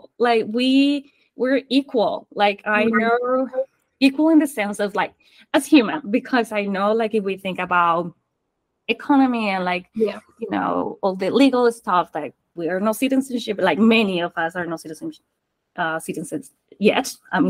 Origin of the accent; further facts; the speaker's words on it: Colombia; born there; English is a second language; Like, I know I was born in Colombia, but I have moved so many, like I have lived in so many places that I didn't know where I was or where I was from.